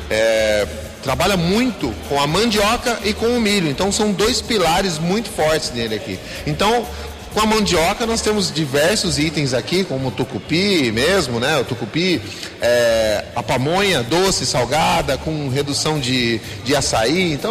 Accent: Pará, Brazil; E eu, como bom paraense, tenho muito na, na veia essa cultura gastronômica indígena, né? Porque o Pará, ele tem muita referência indígena.

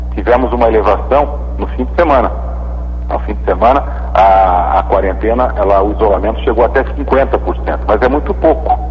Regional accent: Sorocaba, São Paulo, Brazil; accent: caipira; Sorocaba já é um pouco mais, mais caipira, mas é, somos do interior como vocês.

